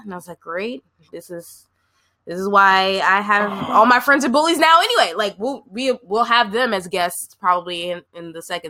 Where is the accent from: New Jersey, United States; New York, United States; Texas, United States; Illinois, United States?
New Jersey, United States; But I'm from the East Coast, Jersey girl